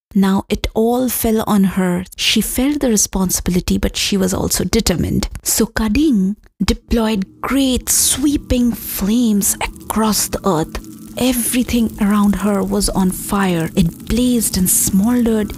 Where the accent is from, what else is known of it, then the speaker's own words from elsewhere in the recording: India; moved away; I am from India